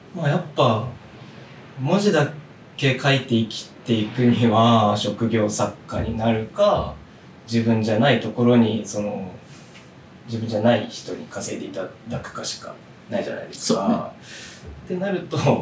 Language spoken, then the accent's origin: Japanese; Naha, Okinawa, Japan; born or raised there; moved away as an adult; also born or lived in Tokyo